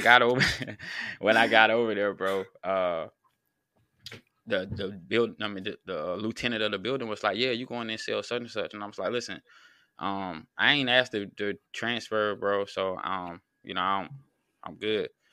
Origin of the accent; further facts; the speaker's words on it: North Carolina, United States; also born or lived in Virginia; I'm from North Carolina